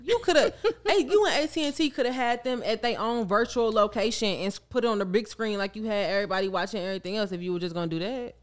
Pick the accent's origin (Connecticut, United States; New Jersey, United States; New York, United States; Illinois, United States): Illinois, United States; Chicago; I am from Chicago. I grew up around it